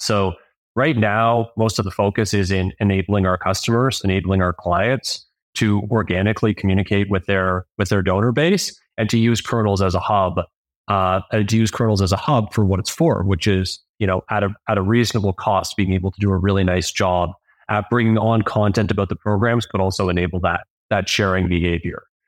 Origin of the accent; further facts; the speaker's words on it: Toronto, Ontario, Canada; I grew up in Toronto, Ontario.